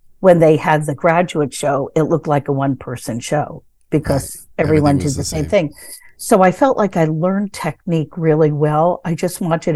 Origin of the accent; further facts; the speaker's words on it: Connecticut, United States; I grew up in Connecticut and I lived here